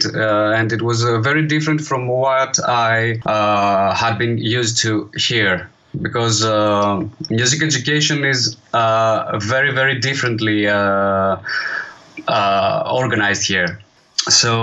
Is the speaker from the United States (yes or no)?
no; Greece; also born or lived in Edinburgh; there were many opportunities to play live here in my hometown